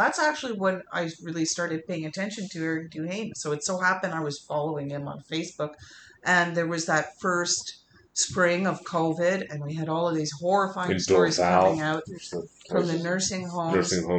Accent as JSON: {"language": "English", "town": "Montreal", "region": "Quebec", "country": "Canada", "first_language": "English", "said": "I mean, I'm Canadian, you know, and or whatever. Quebecer, depending on the context, right? I mean, I can just as easily call myself a Quebecer or a Montrealer, like it's part of my identity."}